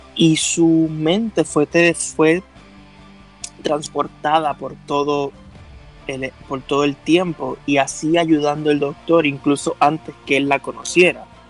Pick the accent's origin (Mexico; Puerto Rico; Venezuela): Puerto Rico; yo también soy puertorriqueño. Vivo en la isla